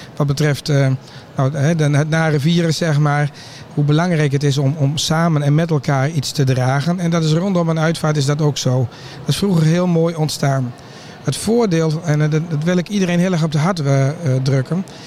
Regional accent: Drenthe, Netherlands; bij ons in Drenthe

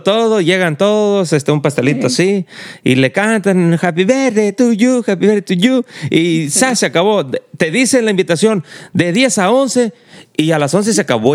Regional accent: Mexico; now in United States; porque somos mexicanos

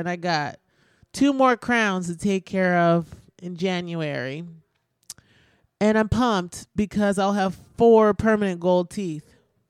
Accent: Midwest, United States; Oh, fair enough. We're from the Midwest.

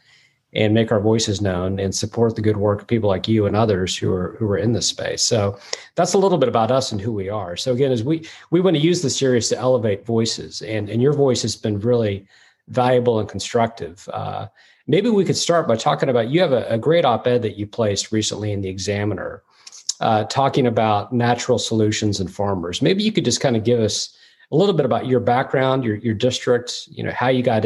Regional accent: Kansas, United States; now in Maryland, United States; I grew up in Kansas, and little did I know that I would end up moving from Kansas to the East Coast

